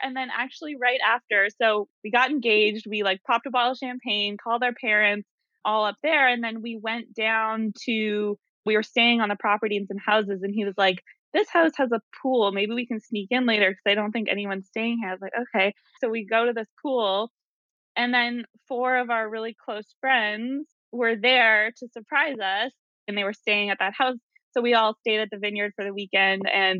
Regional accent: Ottawa, Ontario, Canada; I grew up in Ottawa, Canada. I've lived all over.

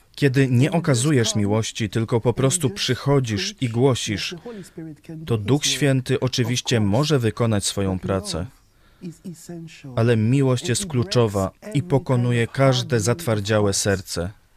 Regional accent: Côte d’Ivoire; Polish is a second language; moved away as an adult; also born or lived in New York, United States; now in Lublin, Poland; Urodziłem się w Stanach Zjednoczonych, ale dorastałem w wybrzeżu Kości Słoniowej. Do wieku 19 lat żyłem tam.

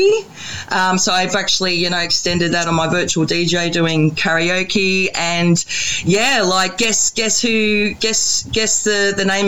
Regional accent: Brisbane, Queensland, Australia; moved away as an adult; also born or lived in Melbourne; I'm originally from Brisbane, so I thought I better come back home

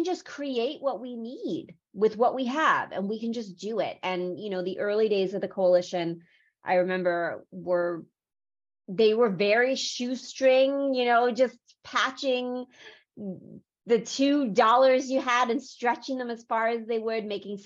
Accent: U.S. Virgin Islands; also born or lived in South Korea; I was born in Korea. I was adopted to St. Croix in the U.S. Virgin Islands when I was 6 months old

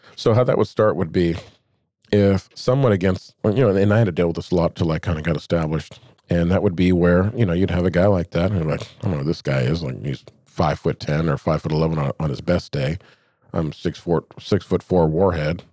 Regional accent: Anchorage, Alaska, United States; I grew up here in Anchorage

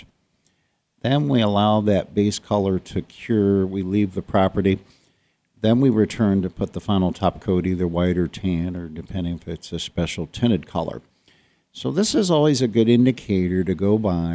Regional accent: Ohio, United States; moved away as an adult; I'm from Ohio

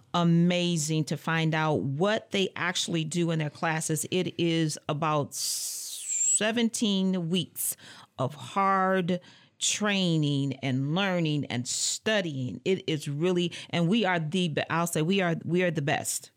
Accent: Muskegon Heights, Michigan, United States; moved away as an adult; now in Lansing, United States; I hail from Muskegon Heights, Michigan

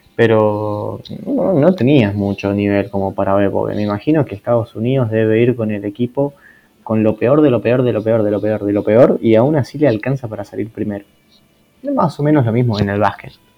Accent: Argentina; yo soy de Argentina

